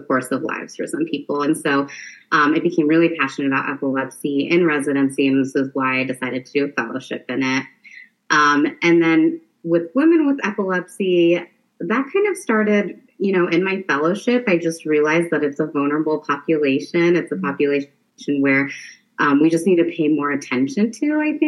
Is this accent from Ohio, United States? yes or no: yes; Marion, Ohio, United States; also born or lived in Detroit, Michigan / Cleveland, Ohio; now in Columbus, United States; I grew up in Marion, Ohio, which is a small town north of Columbus.